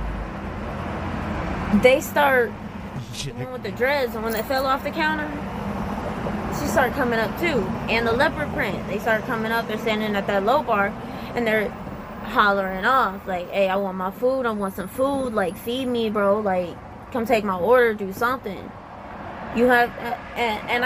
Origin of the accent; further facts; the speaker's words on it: Southern Louisiana, United States; I'm from the South. I'm Cajun. I'm from Southern Louisiana, 3 hours outside of New Orleans